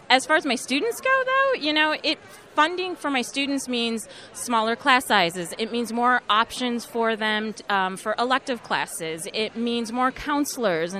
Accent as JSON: {"language": "English", "town": "St. Joseph", "region": "Minnesota", "country": "United States", "tie": "born or raised there", "said": "I'm from St. Joe, the Collegeville area. When my school was so small that we didn't have a high school, I'd be bussed into St. Cloud"}